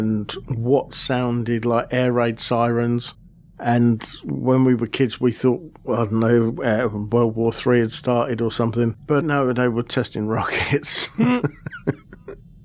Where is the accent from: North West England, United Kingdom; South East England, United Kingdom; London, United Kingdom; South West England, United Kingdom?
South East England, United Kingdom; Aylesbury; Aylesbury, my hometown